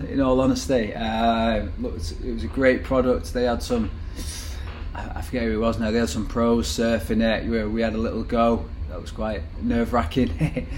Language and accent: English; Manchester, North West England, United Kingdom; Growing up in Manchester in, in, that age